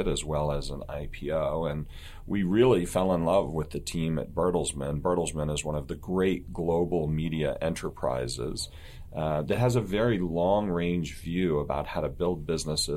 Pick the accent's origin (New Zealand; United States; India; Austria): United States; East Coast; moved away as an adult; now in Bay Area, California, United States; I was born and raised on the East Coast.